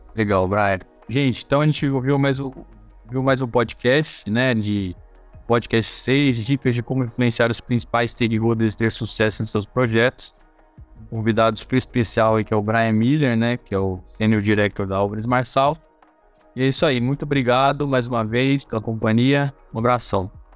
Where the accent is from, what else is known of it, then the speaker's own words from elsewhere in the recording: Brazil; como é brasileiro